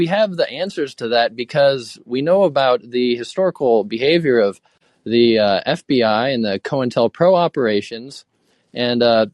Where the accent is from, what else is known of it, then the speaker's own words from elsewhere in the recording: Fairbanks, Alaska, United States; now in Boise, United States; I'm from the United States. I'm an American. I'm from Fairbanks, Alaska.